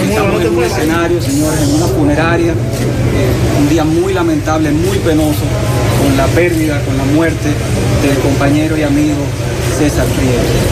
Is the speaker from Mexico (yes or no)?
no; Dominican Republic; yo nací en la República Dominicana, vivo en la República Dominicana y no pienso ir a ningún otro lugar.